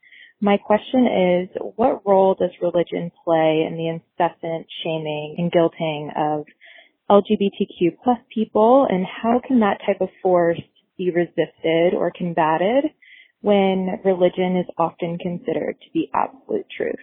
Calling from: Charlottesville, Virginia, United States; I'm calling from Charlottesville, Virginia. I am 24 years old and I identify as a gay woman.

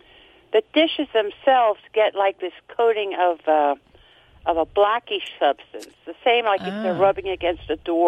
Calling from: Reading, Pennsylvania, United States; I am calling from WEEU land near Reading, Pennsylvania.

